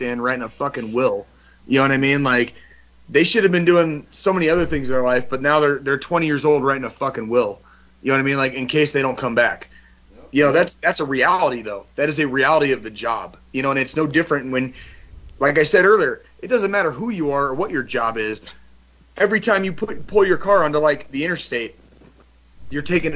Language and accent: English; Tucson, Arizona, United States; moved away as an adult; I grew up in Tucson, Arizona